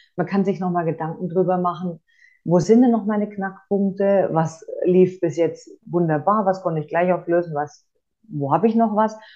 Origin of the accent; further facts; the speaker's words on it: Franconia, Bavaria, Germany; ich komme aus Franken